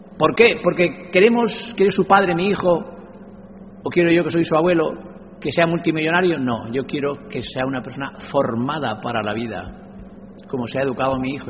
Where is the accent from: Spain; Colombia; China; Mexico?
Spain; a village in the province of Cuenca, Castilla-La Mancha; dando clase a los analfabetos de mi pueblo, un pueblo conquense con mil y pico habitantes. Y yo con ocho años era ayudante de él